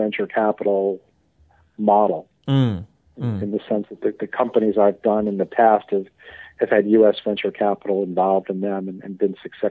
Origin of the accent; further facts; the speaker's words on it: United States; I say that as an American